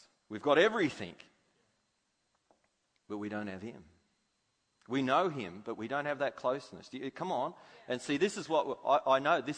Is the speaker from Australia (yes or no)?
yes; Australia; I'm an Aussie.